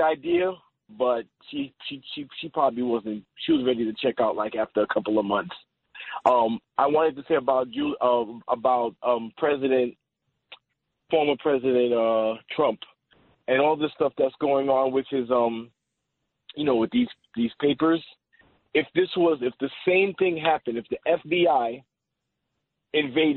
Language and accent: English; New York City, New York, United States; now in Elmont, United States; We grew up in Queens